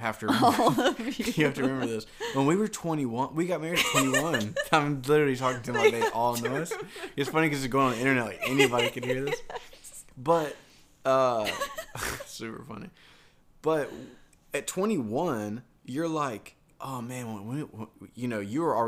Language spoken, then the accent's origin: English; Georgia, United States; now in Southern California, United States; we grew up in Georgia